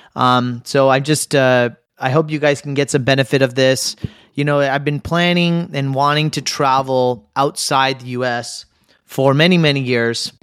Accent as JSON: {"language": "English", "country": "United States", "said": "as an American"}